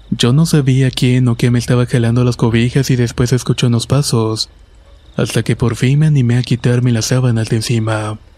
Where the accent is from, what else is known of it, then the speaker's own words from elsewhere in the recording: Aibonito, Puerto Rico; soy de Ibonito, Puerto Rico.